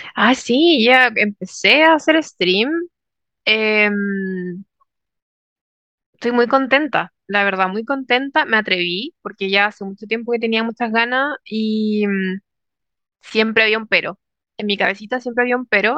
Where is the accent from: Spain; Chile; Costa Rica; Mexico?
Chile; moved away as an adult; yo, por ejemplo, crecí en Chile, toda mi vida en Chile